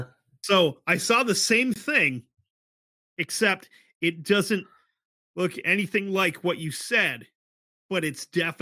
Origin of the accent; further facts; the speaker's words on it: Florida, United States; I grew up in Florida. I'm used to seeing manatees.